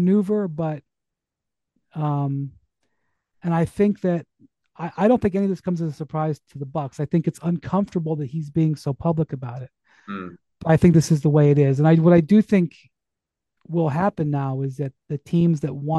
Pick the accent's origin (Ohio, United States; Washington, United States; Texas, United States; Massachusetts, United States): Ohio, United States; Cleveland; moved away as an adult; also born or lived in Akron, Ohio / Miami; I'm from Cleveland